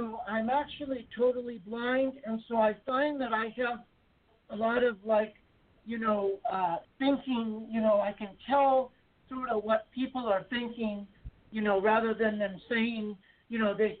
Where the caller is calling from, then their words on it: Texas, United States; I'm calling from Texas.